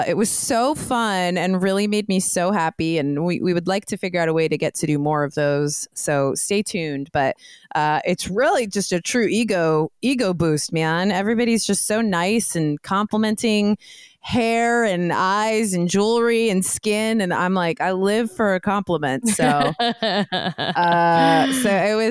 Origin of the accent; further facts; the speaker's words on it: Los Gatos, California, United States; my hometown is in the Bay Area. It's called Los Gatos